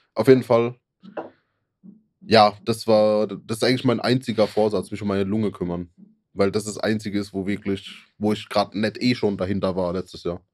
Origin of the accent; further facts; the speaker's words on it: Germany; als Deutscher